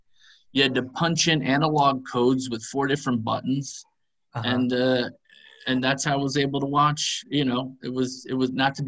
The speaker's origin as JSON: {"language": "English", "town": "Poughkeepsie", "region": "New York", "country": "United States", "also_born_or_lived": "Essex, England", "moved": "as an adult", "said": "I'm originally from New York, a little tiny place called Poughkeepsie, New York, which is a little bit north of the city."}